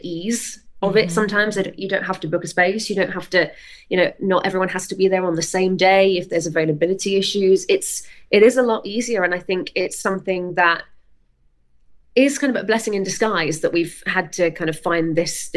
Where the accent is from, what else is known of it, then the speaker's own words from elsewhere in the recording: Weymouth, South West England, United Kingdom; I grew up in Weymouth, which is right down on the south coast of England, far away from everything